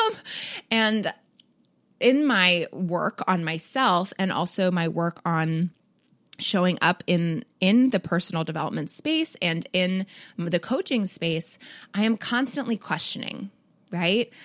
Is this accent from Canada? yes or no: yes; Toronto, Ontario, Canada; I grew up in Toronto